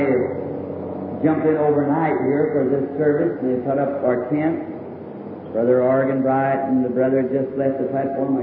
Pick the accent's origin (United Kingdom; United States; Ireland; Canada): Ireland; me being an Irishman